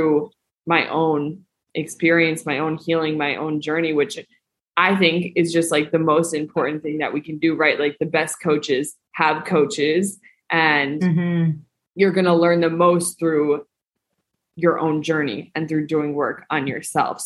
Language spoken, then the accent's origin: English; Northeast, United States; moved away as an adult; now in Mexico; I grew up in the Northeast